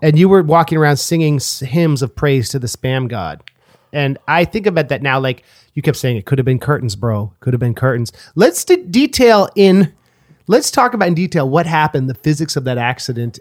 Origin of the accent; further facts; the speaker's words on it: Oakland, California, United States; I was from Oakland